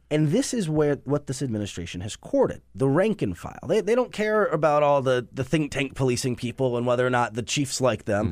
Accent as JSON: {"language": "English", "town": "Cleveland", "region": "Ohio", "country": "United States", "tie": "born or raised there", "said": "Cleveland, which is my hometown"}